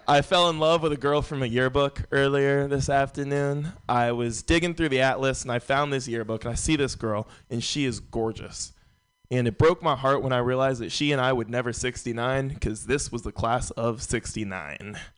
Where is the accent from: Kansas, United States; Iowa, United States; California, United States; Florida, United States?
California, United States; San Francisco; Uh, born and raised in San Francisco. San Francisco's a very white city.